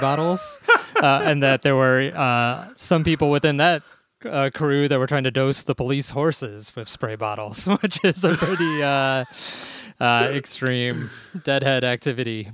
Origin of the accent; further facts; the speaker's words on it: Chicago, Illinois, United States; growing up in Chicago